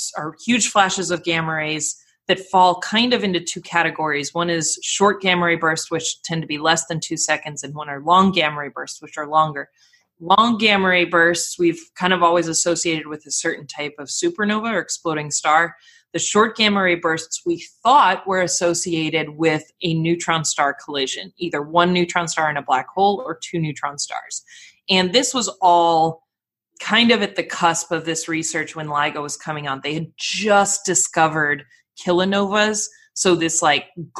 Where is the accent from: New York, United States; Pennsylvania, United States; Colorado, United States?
Colorado, United States; moved away as an adult; also born or lived in Glasgow, Scotland; now in Los Angeles, United States; I grew up in Colorado